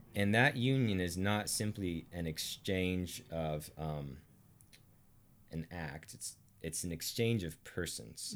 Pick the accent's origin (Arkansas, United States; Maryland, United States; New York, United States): Arkansas, United States; I'm from Arkansas